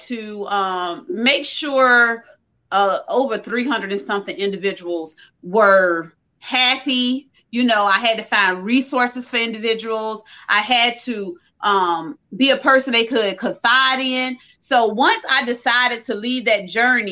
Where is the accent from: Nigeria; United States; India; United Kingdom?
United States; Orangeburg, South Carolina; I'm from South Carolina, Orangeburg, South Carolina